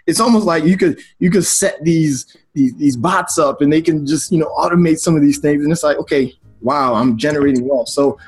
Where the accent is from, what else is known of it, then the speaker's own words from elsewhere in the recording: Baltimore, Maryland, United States; moved away as an adult; also born or lived in Nigeria; now in Delaware, United States; we grew up in Baltimore